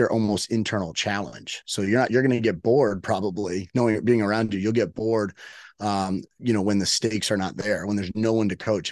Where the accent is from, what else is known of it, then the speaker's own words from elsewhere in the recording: Miami, Florida, United States; I am, uh, born and raised in Miami.